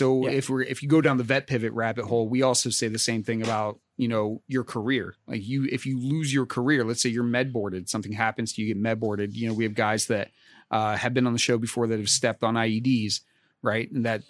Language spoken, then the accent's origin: English; Pittsburgh, Pennsylvania, United States; I grew up in Pittsburgh, generational Steeler fan, right?